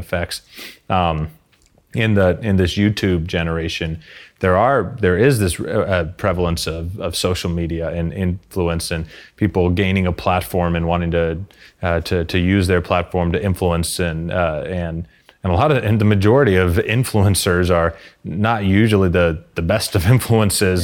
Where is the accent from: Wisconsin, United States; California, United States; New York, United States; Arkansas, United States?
Arkansas, United States; in my hometown in Arkansas in the U S